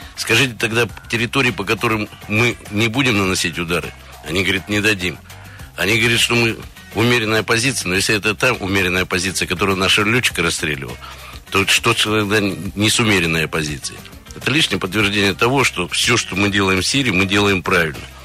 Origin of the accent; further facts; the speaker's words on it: Krasnoyarsk Krai, Russia; now in Moscow, Russia; я родился в Красноярском крае